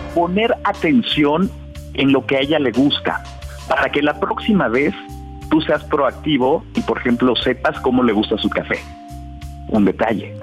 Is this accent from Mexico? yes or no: yes; Los Altos de Jalisco, Mexico; yo soy de los Altos de Jalisco, entonces soy, soy un güero